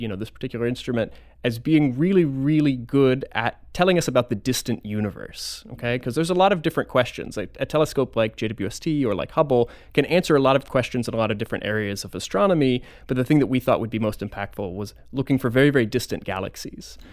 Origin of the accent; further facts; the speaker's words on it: Florida, United States; now in Madison, United States; originally from Florida